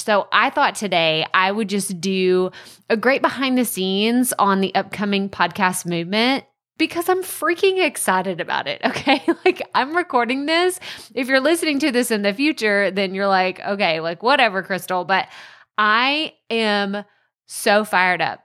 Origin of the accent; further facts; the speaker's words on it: an hour and a half from Dallas, Texas, United States; My hometown's an hour and a half from Dallas, so I grew up always watching the Mavs.